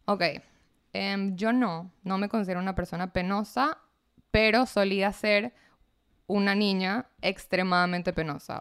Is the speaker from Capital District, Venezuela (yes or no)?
yes; Caracas, Capital District, Venezuela; also born or lived in United States / Sint Maarten; nací en Caracas, sí, nací en Caracas, pero viví en Estados Unidos un año, viví en San Martín un año